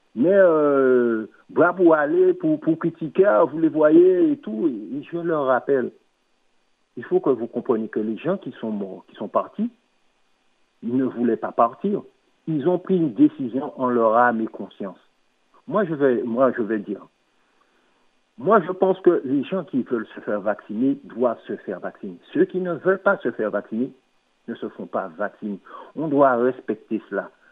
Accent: Martinique; je suis Martiniquais

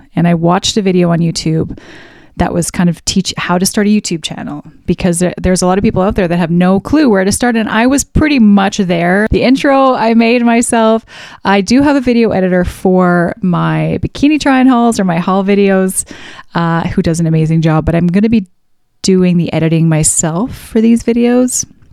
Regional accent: Alberta, Canada; I was raised in Central Canada. No, I shouldn't say Central Canada. In Alberta

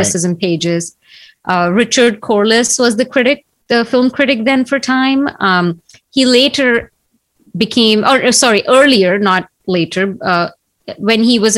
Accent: Nagpur, Maharashtra, India; moved away; when I was growing up in Nagpur

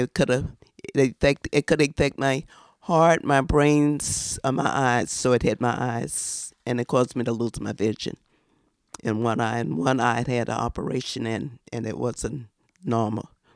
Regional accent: the South, United States; now in New York, United States; I've been here since nineteen fifty-five. I'm from the South.

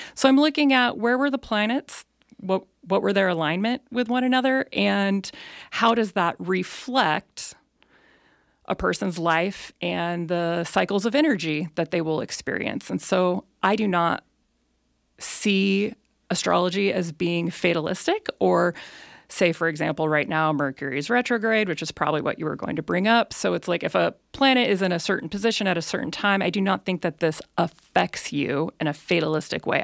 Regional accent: Elk Grove, California, United States; moved away as an adult; also born or lived in Bay Area; now in Nevada County, United States; I actually didn't grow up in Nevada County. I grew up in Elk Grove

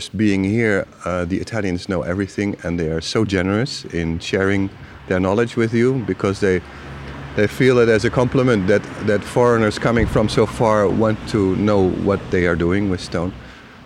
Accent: Utrecht, Netherlands; moved away; I'm from Utrecht, Holland, and I studied history in Utrecht

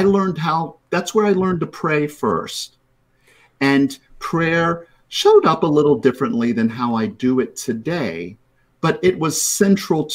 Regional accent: Florida, United States; moved away as an adult; also born or lived in Trinidad and Tobago / Tampa Bay, Florida; now in Rhode Island, United States; I spent 40 years in Florida. That's where I grew up

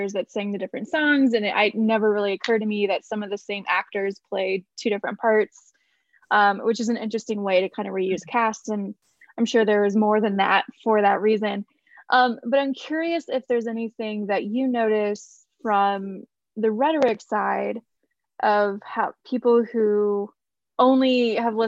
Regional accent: Indiana, United States; I'm from Indiana

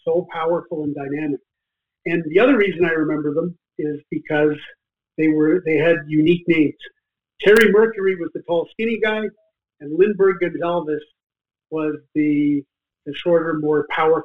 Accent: Toronto, Ontario, Canada; I'm from Scarborough, Ontario, originally. I grew up in Scarborough at a different time than Wayne Simmonds.

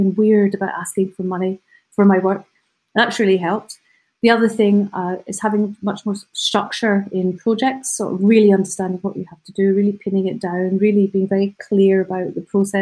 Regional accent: United Kingdom; as British people

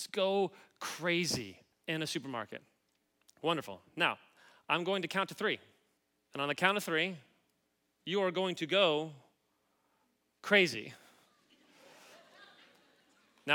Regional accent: Kansas City, Missouri, United States; moved away as an adult; now in Los Angeles, United States; I grew up in Kansas City

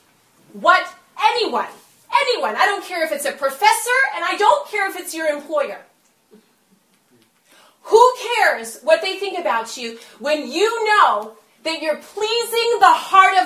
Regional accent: Massachusetts, United States; I'm from Massachusetts

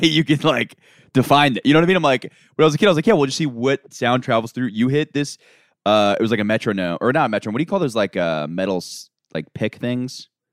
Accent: Florida, United States; I'm from Florida

